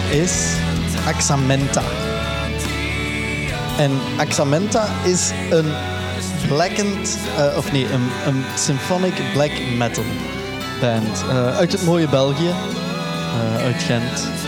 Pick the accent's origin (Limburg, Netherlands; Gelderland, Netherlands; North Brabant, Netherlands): Limburg, Netherlands; En dat is eh, waar ik ben opgegroeid in het mooie Limburg.